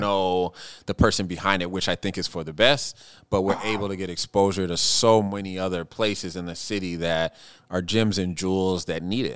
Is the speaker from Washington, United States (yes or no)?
yes; Seattle, Washington, United States; now in Minneapolis, United States; I grew up in Seattle